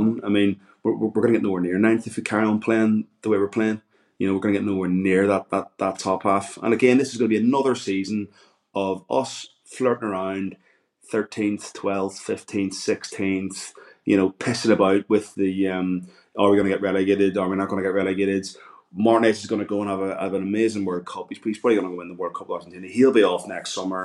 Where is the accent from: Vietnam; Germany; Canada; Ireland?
Ireland; I'm Irish